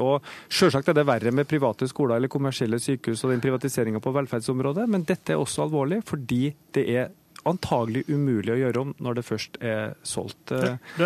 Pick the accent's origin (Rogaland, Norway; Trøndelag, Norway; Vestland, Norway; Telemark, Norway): Trøndelag, Norway; Trondheim; min hjemby Trondheim